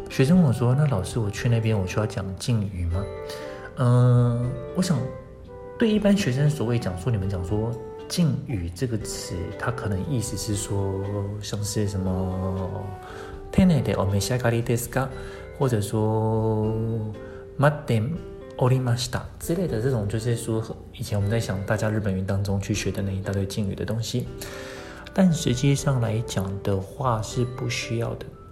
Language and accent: Chinese; Taiwan; 我们台湾人